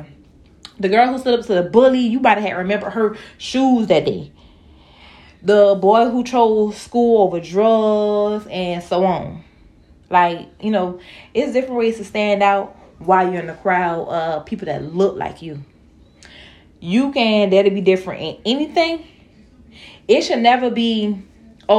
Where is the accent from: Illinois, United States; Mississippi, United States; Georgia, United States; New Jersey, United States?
Georgia, United States; Savannah; I'm from Savannah, and my freshman year of school, we was required to wear uniforms